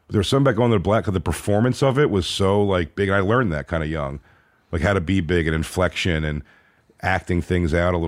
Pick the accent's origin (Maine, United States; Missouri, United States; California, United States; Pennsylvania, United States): Pennsylvania, United States; Philadelphia; born or raised there